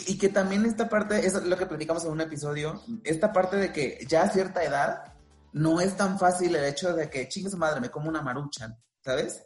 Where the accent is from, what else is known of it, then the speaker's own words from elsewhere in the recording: Veracruz, Mexico; moved away as an adult; now in Mexico City, Mexico; yo soy de Veracruz, pero de, otra región